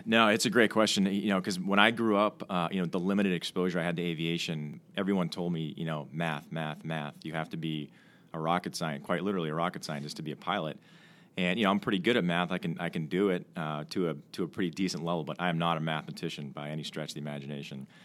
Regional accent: Milton, Massachusetts, United States; I'm from uh, Milton, Mass, just outside of Boston

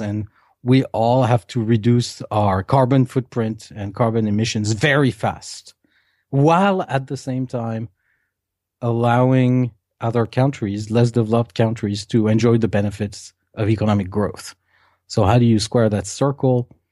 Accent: Paris, Île-de-France, France; I was eight-year-old and I was growing up in Paris

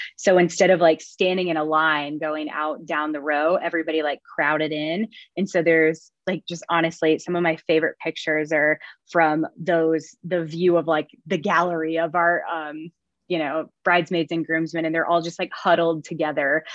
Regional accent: Lake of the Ozarks, Missouri, United States; moved away as an adult; now in Wichita, United States; I am from Lake of the Ozarks, Missouri

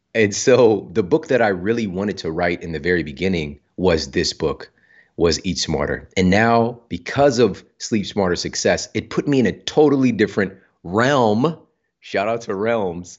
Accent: Ferguson, Missouri, United States; I'm from Ferguson, Missouri. Yeah. Like, I grew up in some tough circumstances.

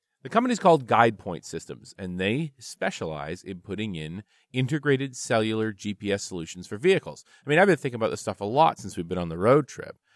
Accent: Canada; being Canadian

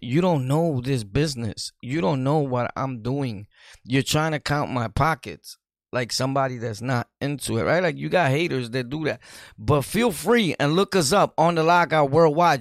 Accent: New York City, New York, United States; Brooklyn, New York City, born and raised in Sunset Park

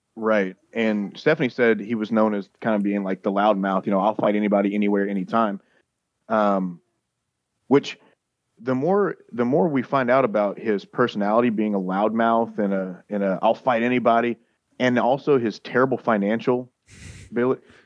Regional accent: Louisiana, United States; I'm from Louisiana.

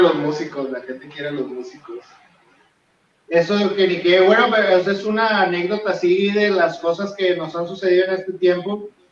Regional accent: Mexico; somos latinos, sobre todo mexicanos

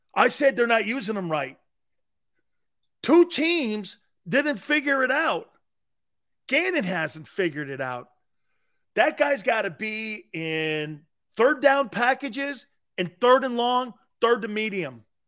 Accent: Stamford, Connecticut, United States; moved away; I was born in Connecticut, in Stanford. And I was born down in the Cove where all the Italians are down there on the West Side

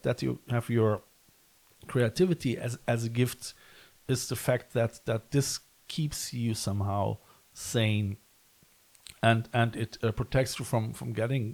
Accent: Cologne, North Rhine-Westphalia, Germany; I come from Cologne, and it's very close to the myth of Odin and Nibelungensaga

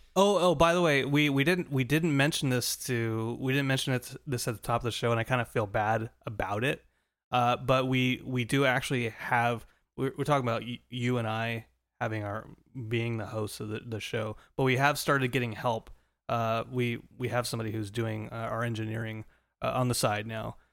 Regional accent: Southern California, United States; moved away; also born or lived in Colorado; a kid growing up in Southern California

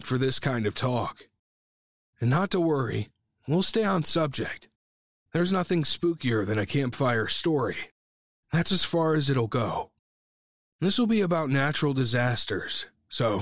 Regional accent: Ohio, United States; Growing up in Ohio, I remember being terrified of tornadoes

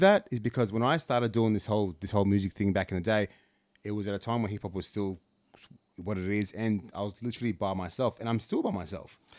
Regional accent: Canberra, Australian Capital Territory, Australia; when I was growing up in Canberra

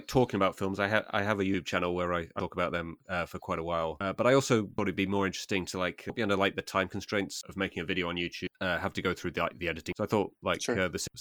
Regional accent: Harrogate, Yorkshire and the Humber, United Kingdom; accent: English; my hometown, not a particularly big town, called Harrogate

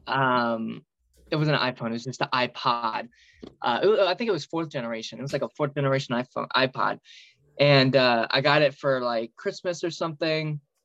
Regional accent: outside of St. Louis, Illinois, United States; I grew up in Illinois, uh, outside of St. Louis, um, literally over the river

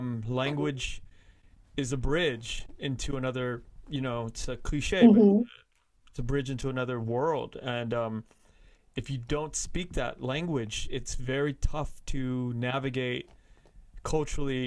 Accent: Los Angeles, California, United States; I grew up in Koreatown, but Koreatown

